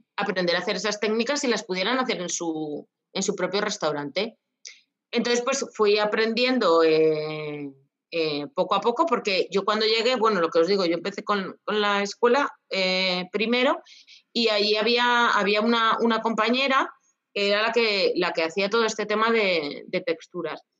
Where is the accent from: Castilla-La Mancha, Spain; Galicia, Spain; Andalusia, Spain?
Castilla-La Mancha, Spain; mi tierra, que las, que las almendras es el fruto seco que más, que más tenemos aquí en Castilla-La Mancha